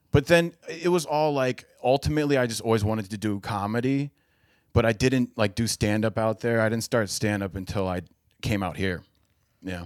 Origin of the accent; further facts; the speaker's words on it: Cincinnati, Ohio, United States; moved away as an adult; now in Los Angeles, United States; I'm from Cincinnati